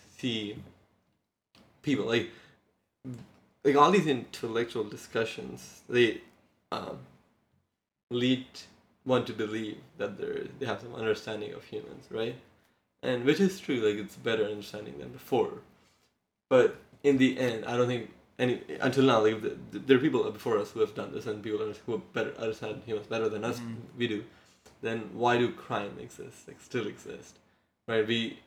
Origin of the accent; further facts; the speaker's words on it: India; I come from India